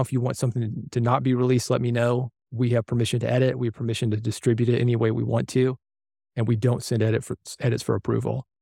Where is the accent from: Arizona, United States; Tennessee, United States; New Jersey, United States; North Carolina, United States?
Tennessee, United States; Nashville; as a kid growing up in Nashville